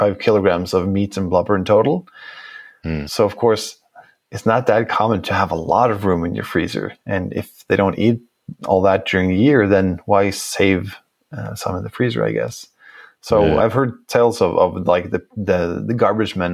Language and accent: English; Norway; I come from Norway